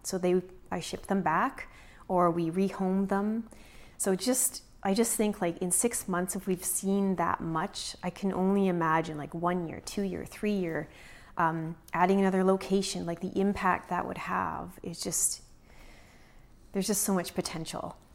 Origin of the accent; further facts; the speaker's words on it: Prince George, British Columbia, Canada; also born or lived in Kelowna / Vernon; We're both from Prince George